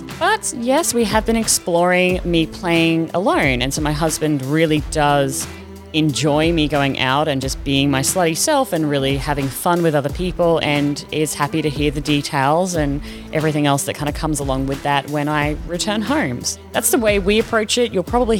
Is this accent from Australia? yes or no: yes; Australia; now in Netherlands; I am Australian. I'm 37, and I currently live in the Netherlands. So I'm in Europe.